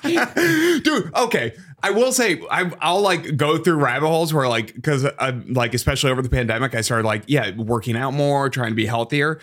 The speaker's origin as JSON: {"language": "English", "region": "Massachusetts", "country": "United States", "moved": "yes", "lives_now": "Chicago, United States", "said": "I'm from Massachusetts"}